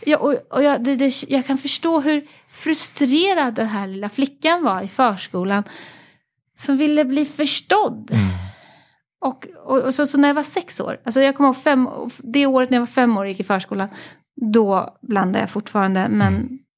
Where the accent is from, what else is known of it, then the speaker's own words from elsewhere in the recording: Paris, Île-de-France, France; jag föddes i Paris mm. och så föddes jag in i en familj med många